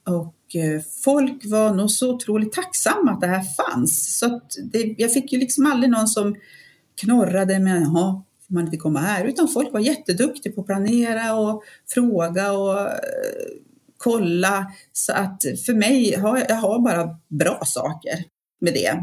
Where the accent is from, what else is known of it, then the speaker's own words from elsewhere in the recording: Piteå, Norrbotten County, Sweden; now in Jämtland, Sweden; jag är uppväxt uppe i Piteå